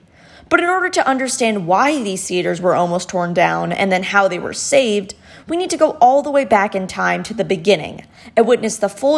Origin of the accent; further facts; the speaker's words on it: Cleveland, Ohio, United States; two things to know about me are, one, that I'm from Cleveland